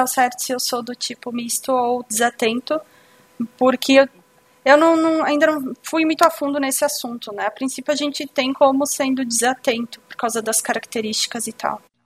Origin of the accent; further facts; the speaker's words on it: Bento Gonçalves, Rio Grande do Sul, Brazil; eu sou de Bento Gonçalves, Rio Grande do Sul